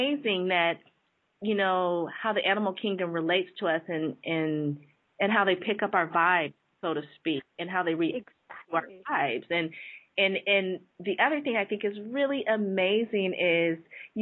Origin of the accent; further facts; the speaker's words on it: San Jose, California, United States; I grew up in San Jose